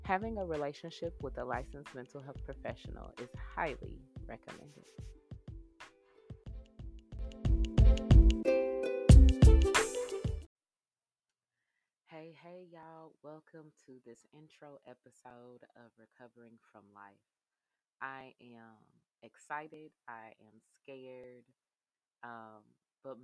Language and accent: English; Indianapolis, Indiana, United States; I'm from Naptown, Indianapolis, Indiana. I grew up on the south side, the country side of town